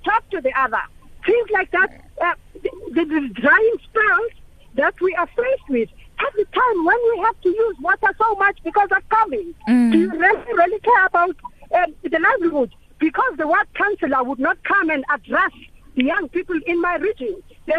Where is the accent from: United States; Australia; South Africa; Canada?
South Africa; Tegofisa, Eastern Cape; now in Johannesburg, South Africa; Originally, I come from Tegofisa.